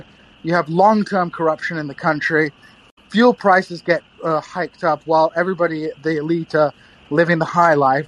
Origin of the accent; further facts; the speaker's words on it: Kingston upon Hull, Yorkshire and the Humber, United Kingdom; moved away as an adult; also born or lived in Missouri, United States; I'm currently living in my hometown of Kingston upon Hull